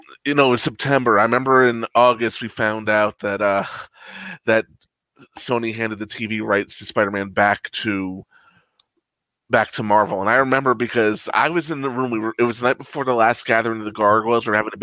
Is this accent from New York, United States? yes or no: yes; New York City, New York, United States; Speaking as a New Yorker